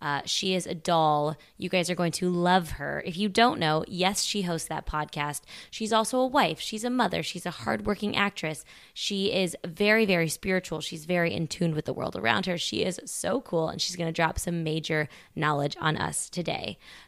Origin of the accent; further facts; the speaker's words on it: Midwest, United States; I grew up all over the Midwest.